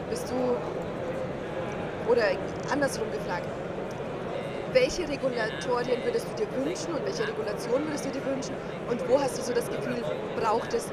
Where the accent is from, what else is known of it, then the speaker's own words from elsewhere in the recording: Styria, Austria; ich meinte, ich bin Steirerin.